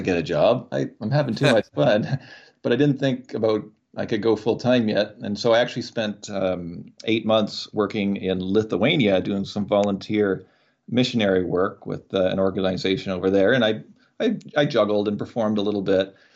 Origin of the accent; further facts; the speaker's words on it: Canada; as a Canadian